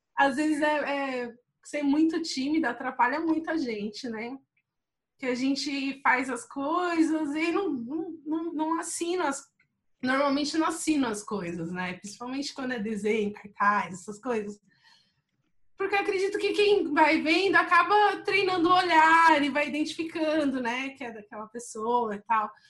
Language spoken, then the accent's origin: Portuguese; São Paulo, Brazil; moved away as an adult; eu sou do Parque do Lago, né? Eu, eu tinha acabado de voltar de um, um tempo que eu morei fora, assim, e estava revendo todas as minhas práticas, meus pensamentos, é, meio voltando para o lugar onde eu cresci